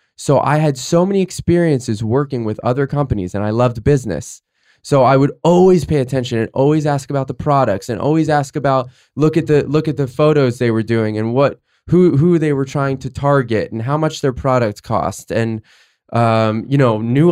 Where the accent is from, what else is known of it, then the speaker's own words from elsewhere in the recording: Fort Lauderdale, Florida, United States; I'm from Fort Lauderdale, Florida. Grew up with uh, an amazing family